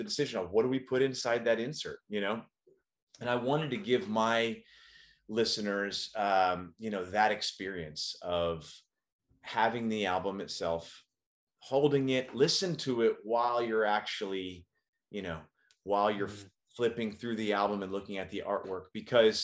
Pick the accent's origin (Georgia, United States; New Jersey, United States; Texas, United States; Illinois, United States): Texas, United States; Dallas; now in California, United States; back to Dallas, which is where I grew up. That's my hometown.